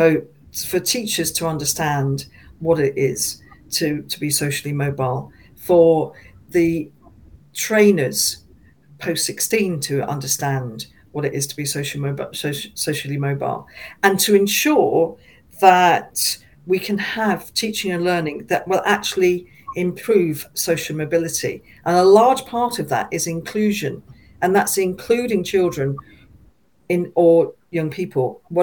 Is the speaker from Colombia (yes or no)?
no; Feltham, London, United Kingdom; now in Newbury, United Kingdom; we're both from the same town. We're both from Feltham.